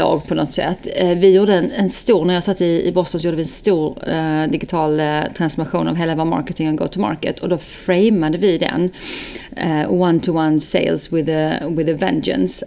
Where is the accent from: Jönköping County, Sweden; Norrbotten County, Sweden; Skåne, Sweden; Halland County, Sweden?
Skåne, Sweden; now in Stockholm, Sweden; född och uppväxt i Skåne